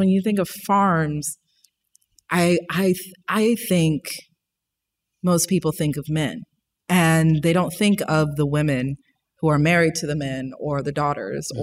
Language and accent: English; New Orleans, Louisiana, United States; also born or lived in Monroe, Louisiana; I'm from New Orleans